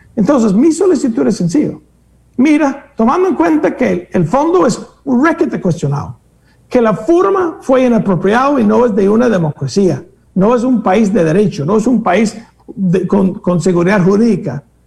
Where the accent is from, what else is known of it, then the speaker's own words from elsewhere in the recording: Greece; moved away; unos griegos que no conocí, que resulta ser de mi pueblo